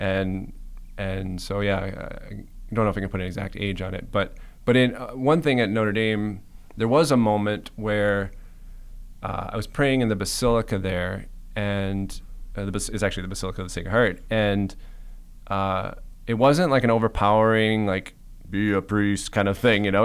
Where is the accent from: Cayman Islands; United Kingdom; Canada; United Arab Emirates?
Cayman Islands; moved away; also born or lived in Michigan; I'm originally from the Cayman Islands